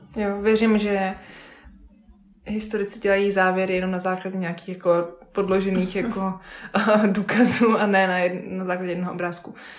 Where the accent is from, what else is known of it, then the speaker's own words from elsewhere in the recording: Vysočina Region, Czechia; U nás doma na Vysočině, na rybníčkách